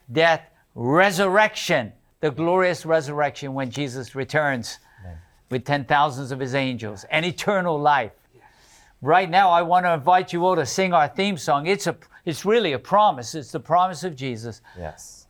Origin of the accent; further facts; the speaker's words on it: United Kingdom; moved away; in the United Kingdom. That's my homeland